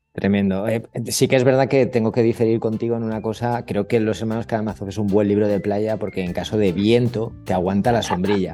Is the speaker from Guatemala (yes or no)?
no; Catalonia, Spain; now in Málaga, Spain; como buen catalán